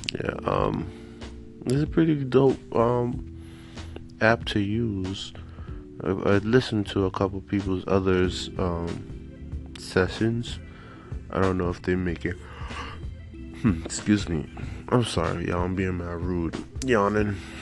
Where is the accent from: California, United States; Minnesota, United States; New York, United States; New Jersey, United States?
New York, United States; now in Florida, United States; I'm from New York, but I'm living in Florida